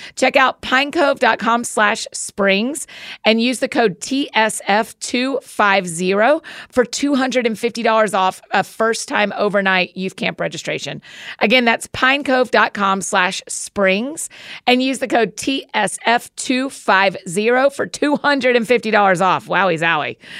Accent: Atlanta, Georgia, United States; I grew up in Atlanta

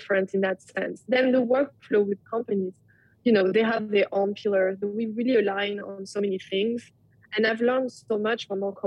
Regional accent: France; moved away as an adult; now in Brooklyn, United States

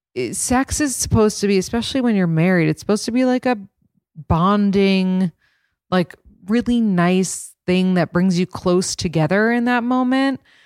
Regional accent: New York, United States; a born and raised New Yorker

